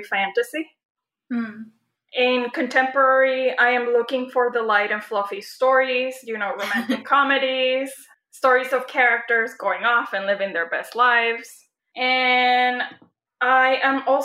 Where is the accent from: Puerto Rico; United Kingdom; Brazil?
Puerto Rico; moved away; I was born and raised in Puerto Rico